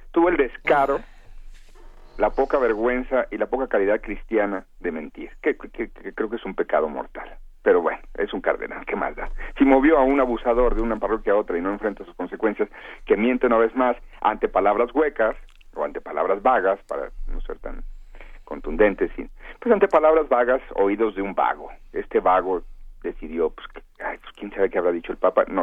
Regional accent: Guadalajara, Jalisco, Mexico; yo soy de Guadalajara.

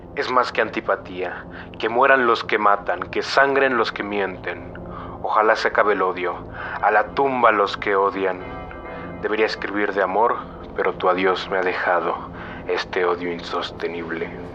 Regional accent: Mexico City, Mexico; soy originario de la Ciudad de México, donde actualmente vivo.

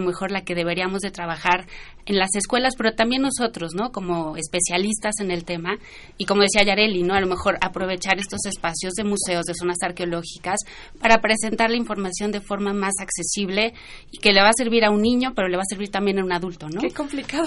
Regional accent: Mexico; son nuestros orígenes, ¿no? Como mexicanos

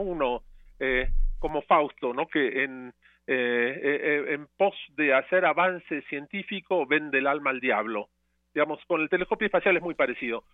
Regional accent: Argentina; now in Mexico; yo crecí en parte en Argentina

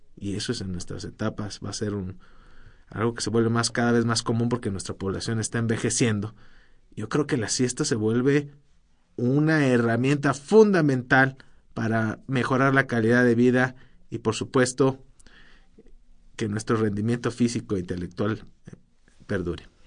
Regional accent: Mexico

